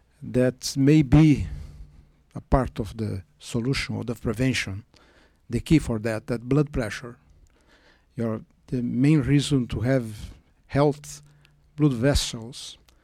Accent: Brazil; I'm from Brazil. I'm a visiting professor at the Brigham in the sabbatical.

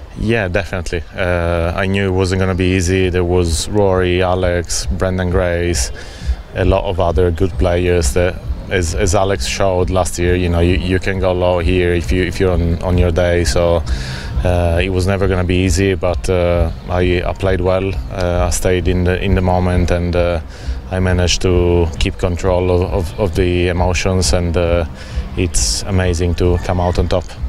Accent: Italy; my home country

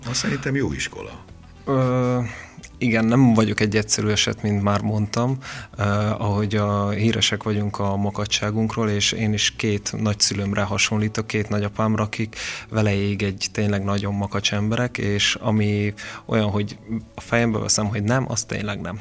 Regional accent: Veszprém, Veszprém County, Hungary; moved away as an adult; also born or lived in Mátra; Én az ország másik végéről jöttem vissza, mert ugye én Veszprémi születésű vagyok

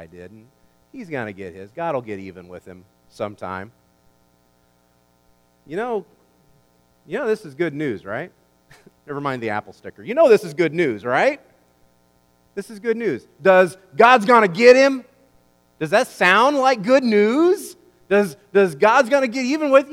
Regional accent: United States; I'm an American

